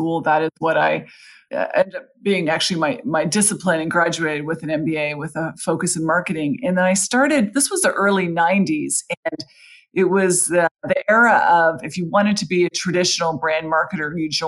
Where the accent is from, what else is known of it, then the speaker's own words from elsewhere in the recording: Canada; moved away; in Canada, I'm Canadian